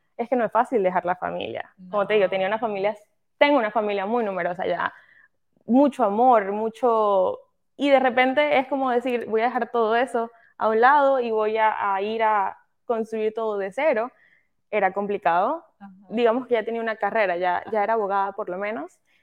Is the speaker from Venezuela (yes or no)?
yes; Venezuela; moved away as an adult; soy venezolana, eh, ese es mi origen, soy venezolana, nací allá, crecí allá, eh, llegué a este país hace aproximadamente como cinco años más o menos